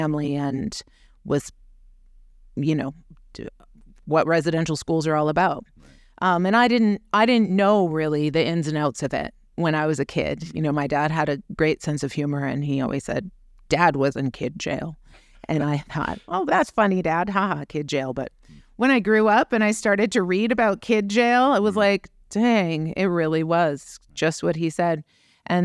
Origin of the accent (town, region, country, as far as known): British Columbia, Canada; born or raised there; now in Oregon, United States